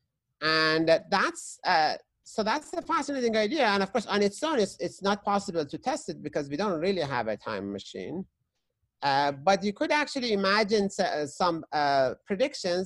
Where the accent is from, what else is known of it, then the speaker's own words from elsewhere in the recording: Tehran, Tehran Province, Iran; moved away; I was growing up in Tehran, which is the capital of Iran